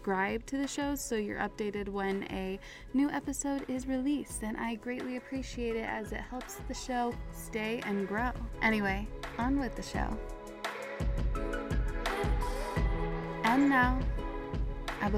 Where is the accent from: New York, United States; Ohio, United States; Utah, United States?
Utah, United States; Park City; my hometown, Park City, Utah, celebrates Pride Month.